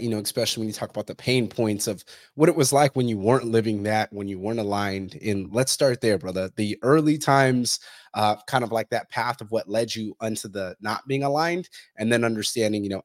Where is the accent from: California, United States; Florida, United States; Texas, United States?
California, United States; Fresno; I'm from Fresno